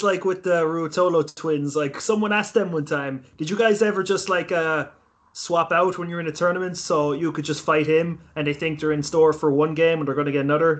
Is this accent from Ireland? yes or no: yes; Ireland; I'm from Ireland, I don't even fucking speak Irish